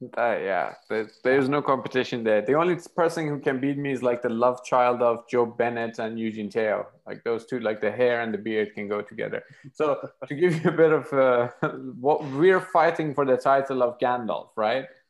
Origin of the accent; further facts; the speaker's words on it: Iran; moved away as an adult; now in United Kingdom; I'm from Iran, uh, my country got sanctioned to hell around 2011